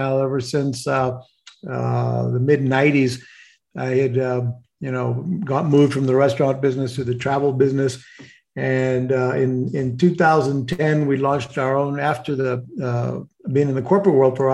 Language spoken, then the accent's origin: English; Puerto Rico; I grew up in Puerto Rico, although I'm Mexican descendants